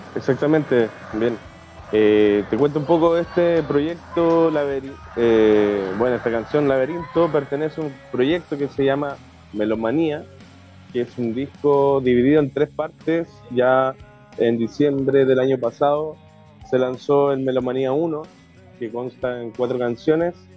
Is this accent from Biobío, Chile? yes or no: no; Puerto Varas, Los Lagos, Chile; moved away as an adult; now in Chiloé, Chile; yo vengo de una ciudad lacustre, eh, de Puerto Varas, que es bastante pequeña